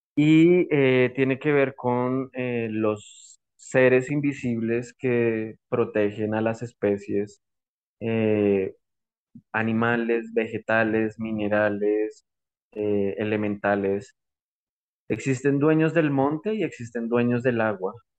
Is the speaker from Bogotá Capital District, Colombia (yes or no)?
yes; Bogotá, Bogotá Capital District, Colombia; moved away as an adult; now in Putumayo, Colombia; Nací en Bogotá, crecí, estudié en la colegio, en la universidad